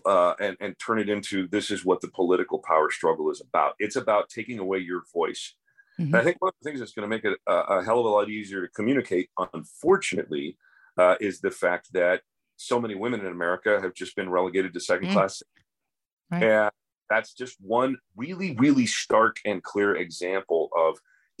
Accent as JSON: {"language": "English", "country": "United States", "said": "I'm a mutt just like every other American"}